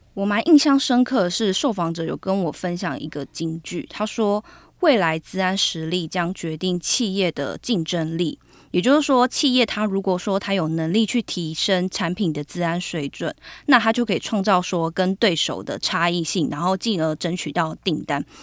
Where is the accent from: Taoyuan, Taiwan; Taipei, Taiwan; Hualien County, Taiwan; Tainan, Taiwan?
Taoyuan, Taiwan; moved away; 我都回去我的家乡桃园